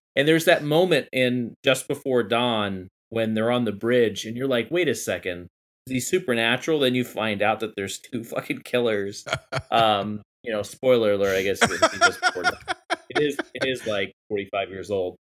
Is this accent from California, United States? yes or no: no; Akron, Ohio, United States; I was born in Akron, Ohio